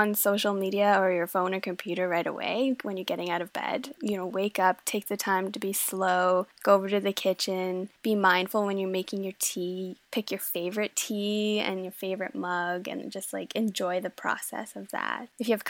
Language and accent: English; Denmark; So I was born in Denmark and I have a very, very Danish family. And so it is just part of how we were growing up.